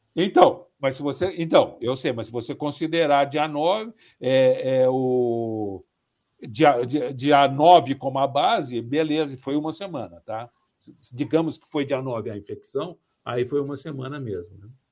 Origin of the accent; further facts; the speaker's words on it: São Paulo, Brazil; eu sou do estado de São Paulo, né? E, e da, e da cidade de São Paulo